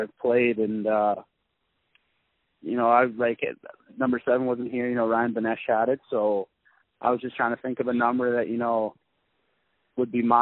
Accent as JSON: {"language": "English", "town": "Peterborough", "region": "Ontario", "country": "Canada", "tie": "born or raised there", "moved": "as an adult", "lives_now": "Denver, United States", "said": "where I'm from, like in Peterborough, it's a pretty small town"}